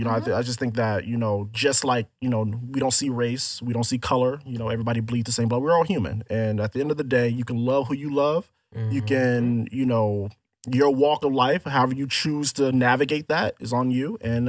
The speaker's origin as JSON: {"language": "English", "region": "Florida", "country": "United States", "tie": "born or raised there", "said": "I grew up in Florida"}